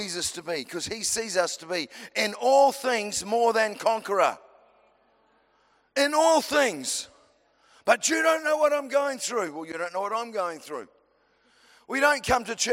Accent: New Zealand

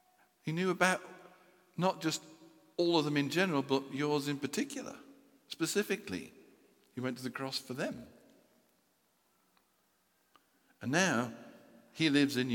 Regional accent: United Kingdom; We're British people

